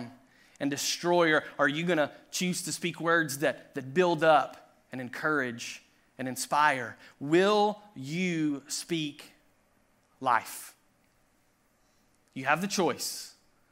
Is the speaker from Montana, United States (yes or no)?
no; Tennessee, United States; I grew up in Tennessee